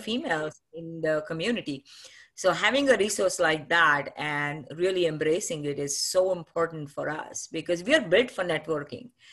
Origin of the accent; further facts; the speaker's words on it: Pune, Maharashtra, India; moved away as an adult; now in United States; I'm from Maharashtra and grew up, uh, in a beautiful city called Pune